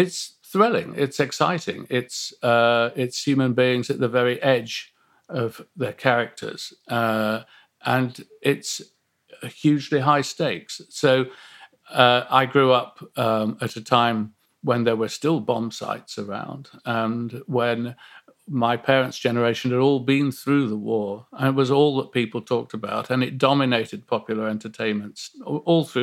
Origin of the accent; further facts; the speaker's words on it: Nottingham, East Midlands, United Kingdom; growing up in Nottingham